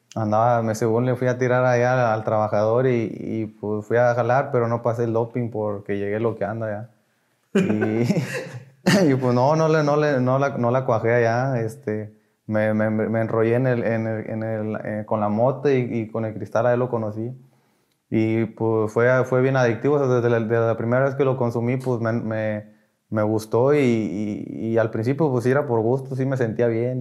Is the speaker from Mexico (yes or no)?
yes; Ciudad Victoria, Tamaulipas, Mexico; soy de aquí de Ciudad Victoria